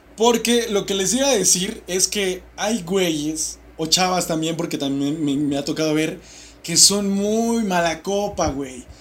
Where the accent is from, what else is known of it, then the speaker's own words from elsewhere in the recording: Mexico; siendo mexicanos